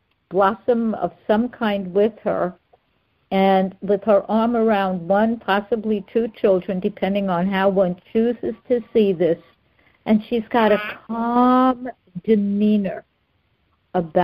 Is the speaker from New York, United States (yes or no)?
yes; New York City, New York, United States; moved away as an adult; also born or lived in Manhattan / Chelsea; now in Fort Lauderdale, United States; I was born in Brooklyn